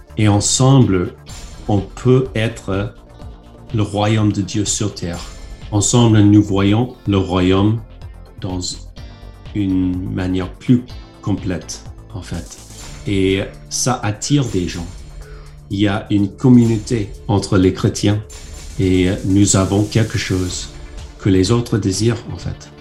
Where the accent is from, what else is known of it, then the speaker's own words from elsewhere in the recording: United States; French is a second language; moved away as an adult; now in France; En tant qu'Américaine